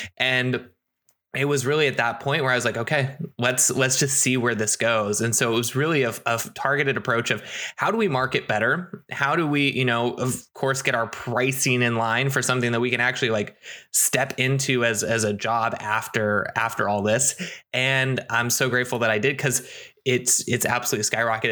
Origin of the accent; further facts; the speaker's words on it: United States; also born or lived in Seattle, Washington; coming back to my hometown